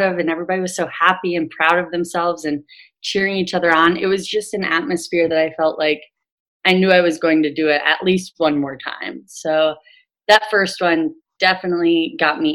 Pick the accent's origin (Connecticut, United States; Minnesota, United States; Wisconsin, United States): Wisconsin, United States; Green Bay; now in Ohio, United States; I'm from Green Bay, Wisconsin. And so I went back home and ran my second one back home